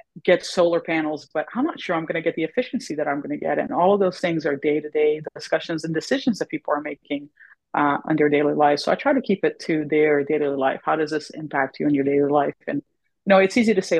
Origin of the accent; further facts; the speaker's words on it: Florida, United States; I'm from Florida